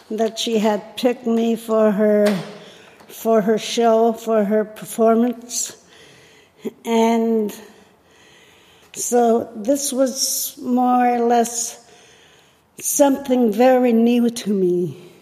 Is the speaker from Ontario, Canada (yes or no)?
no; Apex, Nunavut, Canada; first language Inuktitut; English is a second language; moved away as an adult; now in Toronto, Canada; I'm originally from Apex Hill, Baffin Island, Nunavut.